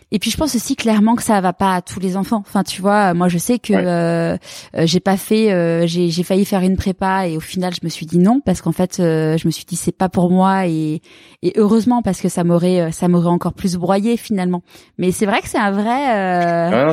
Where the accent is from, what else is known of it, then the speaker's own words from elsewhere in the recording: Neuilly-sur-Seine, Île-de-France, France; also born or lived in Marseille; now in Paris, France; j'ai grandi à Neuilly